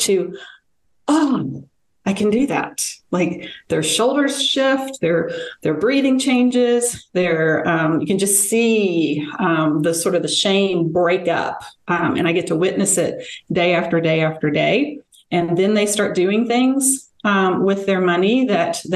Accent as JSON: {"language": "English", "town": "Memphis", "region": "Tennessee", "country": "United States", "tie": "born or raised there", "moved": "yes", "lives_now": "Colorado, United States", "said": "I grew up in Memphis, so I'm sure I will drop y'all at some point"}